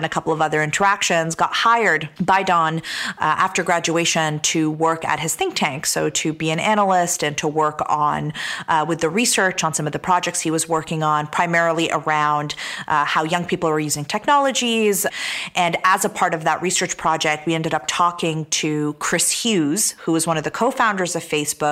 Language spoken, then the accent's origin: English; Canada; also born or lived in Damascus, Syria / Toronto, Canada; I was born in Damascus, Syria, and my parents immigrated to Canada, to Toronto in 1989. And I grew up in Canada